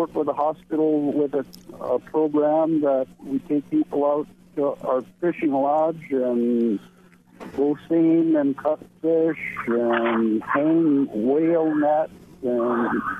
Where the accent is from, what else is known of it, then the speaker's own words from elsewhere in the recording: Alaska, United States; I'm a Alaskan Eskimo, I guess you call it.